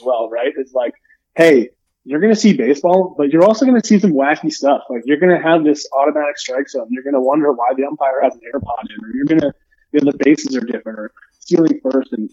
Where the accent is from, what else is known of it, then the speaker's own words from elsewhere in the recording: New York City, New York, United States; also born or lived in Binghamton / Lexington, Kentucky; now in Boulder, United States; I am from the Upper East Side of Manhattan